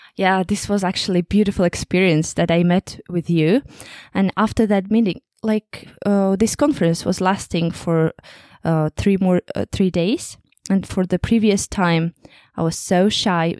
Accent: Kazakhstan; English is a second language; moved away as an adult; now in England, United Kingdom; I'm from Kazakhstan, and right now I work in England

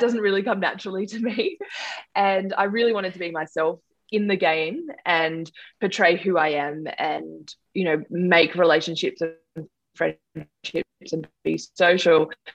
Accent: Sutherland Shire, New South Wales, Australia; I grew up in the Sutherland Shire in New South Wales.

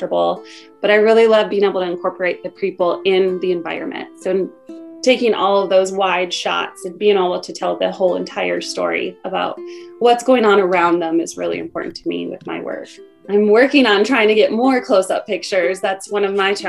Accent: Michigan, United States; moved away; also born or lived in Indiana; I am from Michigan

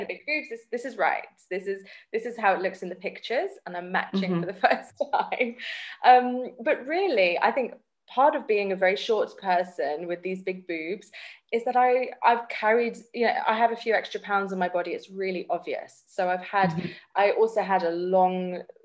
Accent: England, United Kingdom; now in South Africa; I grew up in England, yeah. I'm British. Although I'm in South Africa now

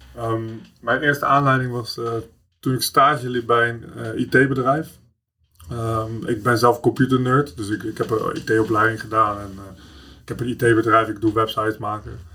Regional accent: The Hague, South Holland, Netherlands; Ik kom uit Schilswijk, mijn, eh, mijn moeder woonde in Prinshof, in de Schilswijk van Leidschendam.

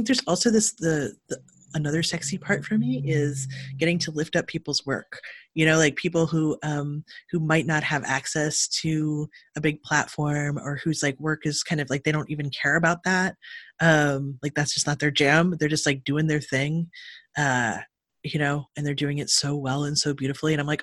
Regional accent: Cleveland, Ohio, United States; now in California, United States; I'm from Cleveland, Ohio, and grew up in the 80s in the punk scene there

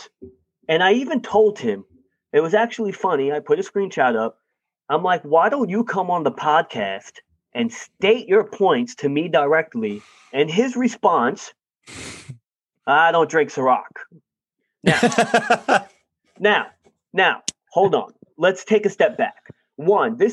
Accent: New York, United States; I'm a New Yorker

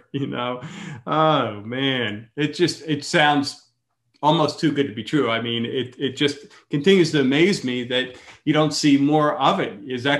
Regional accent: Pennsylvania, United States; now in Florida, United States; I come from Pennsylvania.

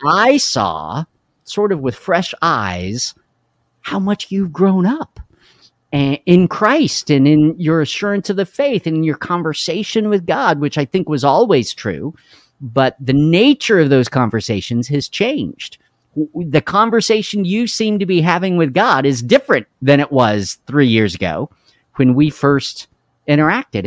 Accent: Carlsbad, New Mexico, United States; I grew up in Carlsbad, New Mexico.

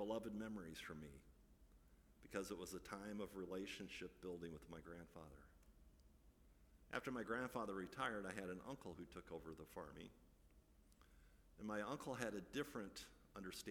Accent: Midwest, United States; I grew up in the Midwest

